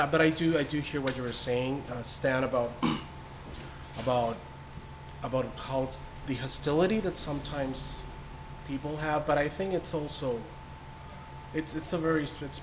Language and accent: English; Mexico; moved away as an adult; now in United States; I was born in the States, but I grew up in Mexico, so I wasn't here until college